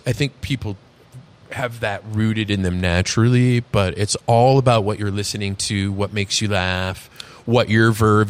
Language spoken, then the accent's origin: English; New York, United States; You know, I can just throw a little New York on the end of my New York. I'm from New York.